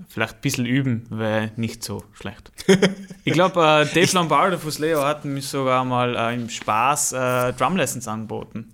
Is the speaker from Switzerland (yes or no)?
no; Ehenbichl, Tyrol, Austria; accent: Tyrolean; now in Vorarlberg, Austria; ich wurde geboren in einem Ort, der heißt Ehenbichel.